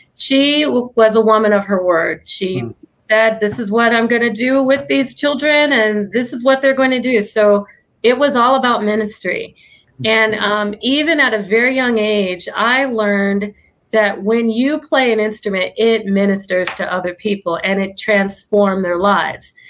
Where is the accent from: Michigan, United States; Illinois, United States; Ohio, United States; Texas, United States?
Illinois, United States; now in Orange County, United States; I'm from Illinois